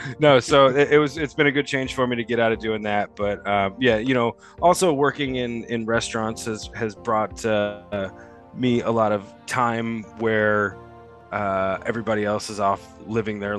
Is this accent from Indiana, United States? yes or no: yes; Southern Indiana, United States; I am from Southern Indiana.